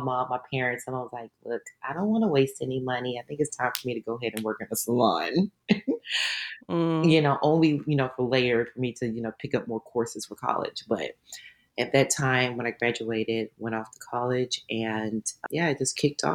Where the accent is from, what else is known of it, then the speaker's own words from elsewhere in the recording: Dallas, Texas, United States; moved away as an adult; also born or lived in Louisiana; I grew up in Dallas, Texas